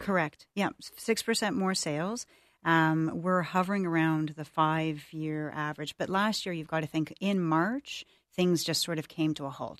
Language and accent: English; Toronto, Ontario, Canada; now in Ottawa, Canada; I grew up in Toronto